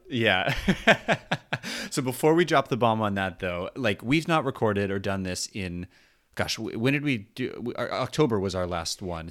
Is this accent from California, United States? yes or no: yes; Southern California, United States; I grew up in Southern California, you know, forty-ish minutes from the park